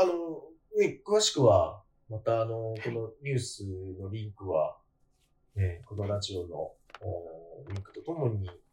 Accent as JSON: {"language": "Japanese", "region": "Kanagawa", "country": "Japan", "tie": "born or raised there", "said": "私は 関東出身なんですけど、神奈川生まれなんですけど"}